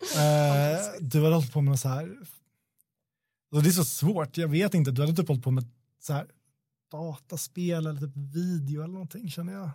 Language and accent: Swedish; Sweden; vi är svenskar